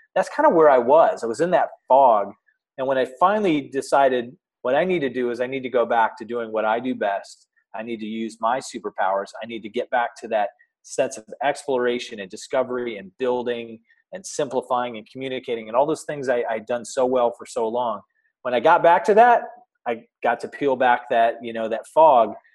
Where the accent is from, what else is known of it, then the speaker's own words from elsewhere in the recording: Michigan, United States; moved away as an adult; also born or lived in Oklahoma; now in Columbus, United States; I actually grew up in Michigan